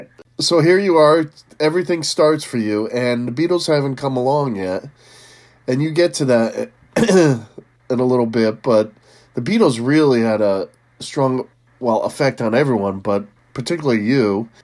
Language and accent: English; Connecticut, United States; From Connecticut.